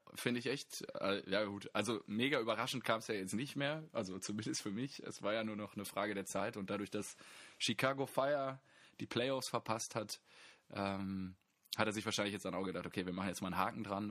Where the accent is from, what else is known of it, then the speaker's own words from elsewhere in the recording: Germany; wir als ähm, Deutsche